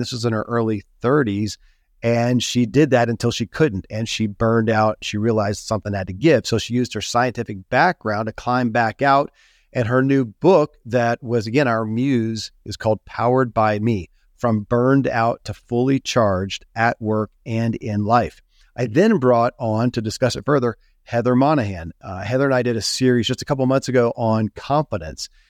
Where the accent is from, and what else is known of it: Kentucky, United States; born or raised there